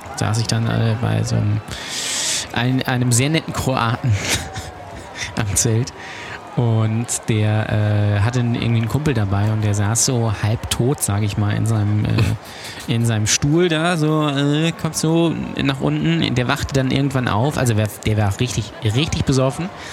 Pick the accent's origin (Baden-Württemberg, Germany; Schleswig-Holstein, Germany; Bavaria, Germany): Schleswig-Holstein, Germany; Lübeck; ich komme aus Lübeck